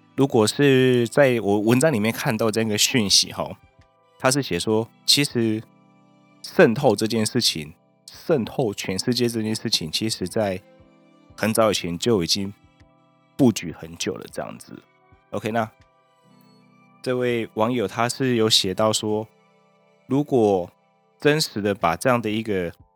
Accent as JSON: {"language": "Chinese", "country": "Taiwan", "said": "我们台湾人"}